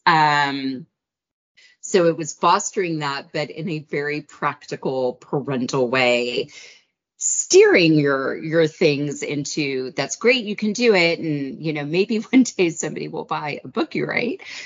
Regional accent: United States; as an American

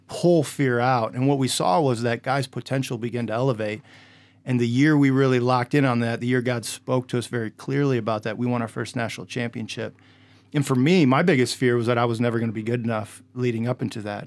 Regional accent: Indiana, United States; I grew up in Indiana

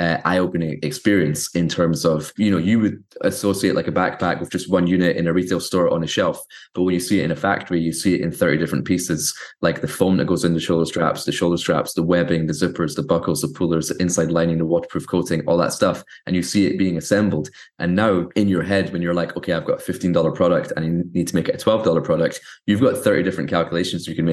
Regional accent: Scotland, United Kingdom; I grew up in Scotland

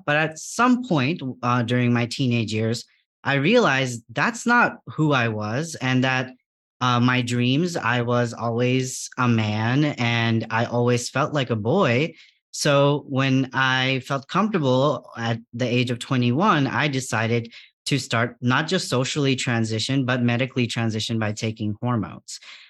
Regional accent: Bangladesh; English is a second language; Even in my home country of Bangladesh, the first time I actually had exposure to people with gender diverse identities was the Hijra community

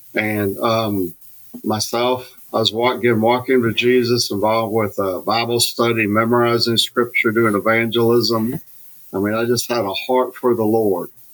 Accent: Alabama, United States; I grew up in Alabama

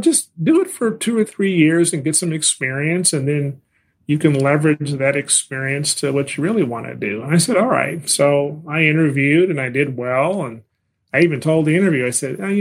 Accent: California, United States; moved away as an adult; also born or lived in Washington, D.C.; I'm a Californian, and I went to college in Southern California, in Los Angeles

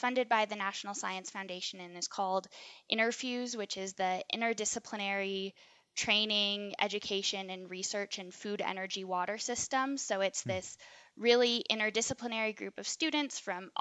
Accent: New Mexico, United States; moved away as an adult; also born or lived in East Coast; now in Colorado, United States; growing up in New Mexico, like, 20% humidity

